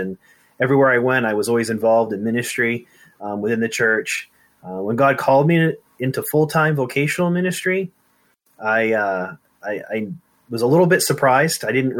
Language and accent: English; Maine, United States; I was born and raised in Maine. I moved away after college for a few years, and then moved back here when God called me into full-time ministry.